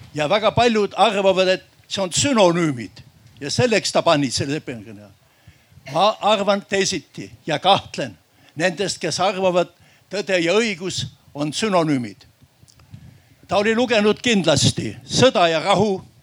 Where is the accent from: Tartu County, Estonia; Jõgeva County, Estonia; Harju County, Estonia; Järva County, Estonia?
Järva County, Estonia; ma olen järvamaalane